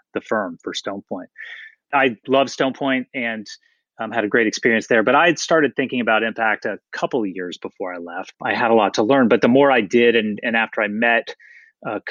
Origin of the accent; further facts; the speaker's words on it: Atlanta, Georgia, United States; moved away as an adult; also born or lived in Philadelphia; I grew up in Atlanta. That's my hometown